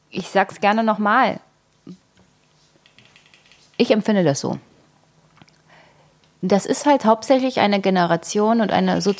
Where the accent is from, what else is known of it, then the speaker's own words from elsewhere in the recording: East Germany, Germany; also ich bin in der DDR geboren.